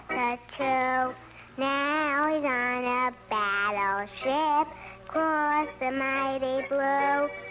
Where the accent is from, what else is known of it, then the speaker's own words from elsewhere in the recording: Brooklyn, New York, United States; From Brooklyn.